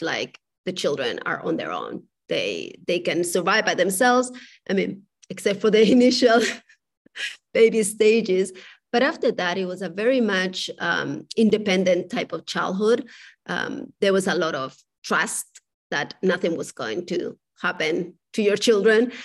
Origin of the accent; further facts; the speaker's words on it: Spain; moved away; I was raised in Spain.